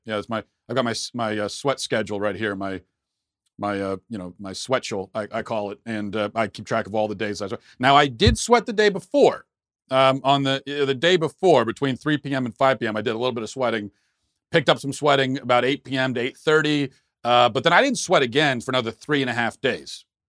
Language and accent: English; United States; I'm an American